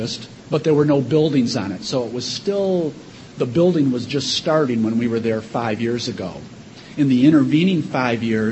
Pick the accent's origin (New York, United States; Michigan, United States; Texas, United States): Michigan, United States; we're from Michigan